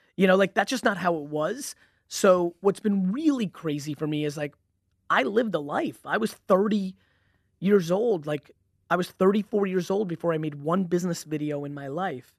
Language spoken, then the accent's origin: English; Edison, New Jersey, United States; also born or lived in Belarus / Queens, New York; I grew up in, you know, I really grew up in Edison, New Jersey